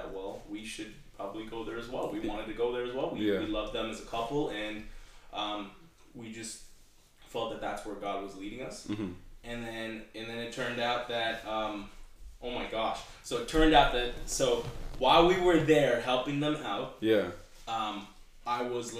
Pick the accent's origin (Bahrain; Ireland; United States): Bahrain; born there; moved away; also born or lived in Canada; Sure. So I was born in the Middle East, mm-hmm. a country called Bahrain.